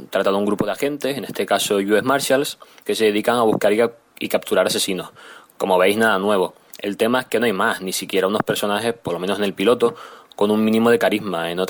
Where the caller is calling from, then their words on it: Canary Islands, Spain; de Tenerife